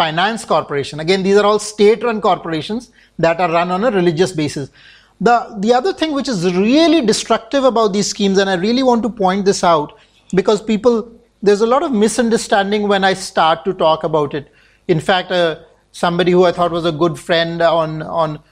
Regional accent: Chandigarh, India; I grew up in Chandigarh.

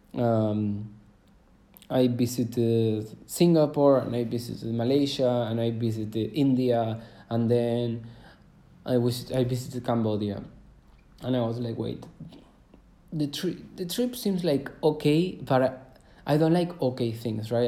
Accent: Córdoba, Argentina; I was born in Cordoba, is a city of Argentina, where I'm from right now. So I was born there.

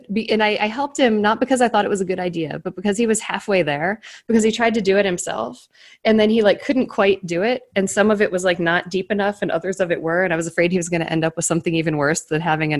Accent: Cleveland, Ohio, United States; moved away; I grew up in Cleveland.

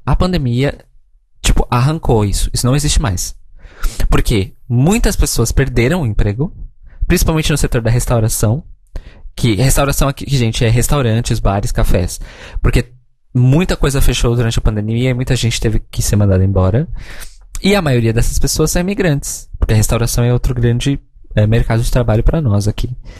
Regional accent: São Paulo, Brazil; moved away as an adult; now in Portugal; Ah, sim, sou de São Paulo

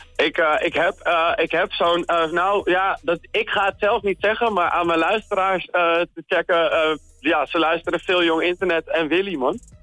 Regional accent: Wilnis, Utrecht, Netherlands; moved away as an adult; now in Utrecht, Netherlands; geboren in Wilnis

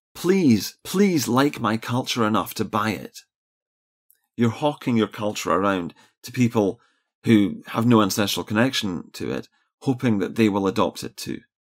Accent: Scotland, United Kingdom

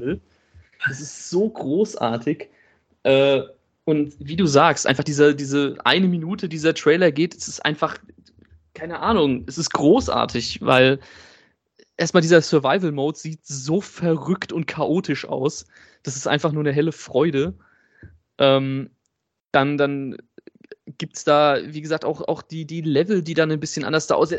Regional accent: Germany; bei uns in Deutschland

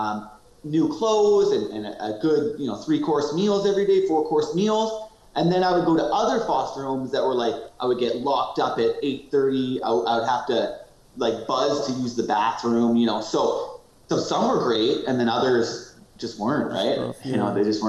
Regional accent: Duncan, British Columbia, Canada; I grew up in Duncan. Okay. I've been in Duncan my whole life

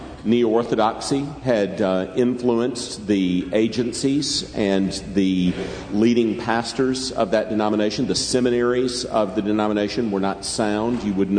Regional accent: Greenville County, South Carolina, United States; I grew up in Greenville County, South Carolina, not but a few blocks from where Southern Baptist Theological Seminary once was.

